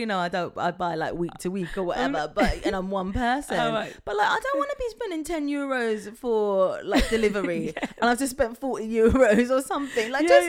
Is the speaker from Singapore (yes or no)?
no; England, United Kingdom; moved away as an adult; now in France; when we come from England